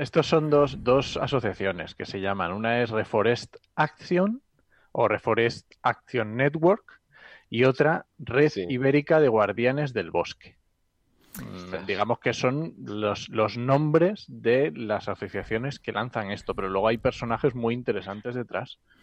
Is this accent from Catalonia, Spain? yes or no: no; Asturias, Spain; soy asturiano